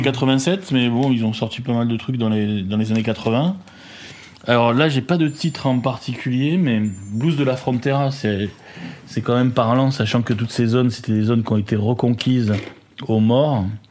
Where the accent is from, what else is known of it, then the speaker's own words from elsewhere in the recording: Paris, Île-de-France, France; also born or lived in Marseille; je suis né à Marseille, mais j'ai vécu mes premières années sur Paris